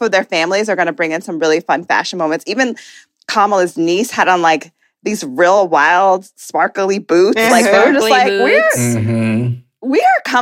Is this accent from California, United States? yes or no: no; New York City, New York, United States; as a New Yorker